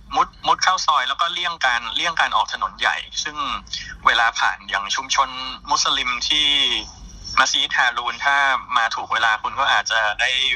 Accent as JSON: {"language": "Thai", "country": "Thailand"}